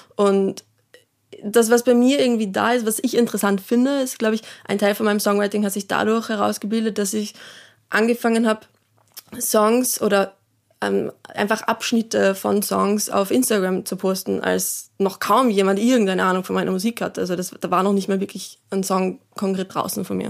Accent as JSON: {"language": "German", "region": "Salzburg", "country": "Austria", "moved": "yes", "said": "ich bin ja ursprünglich aus Salzburg"}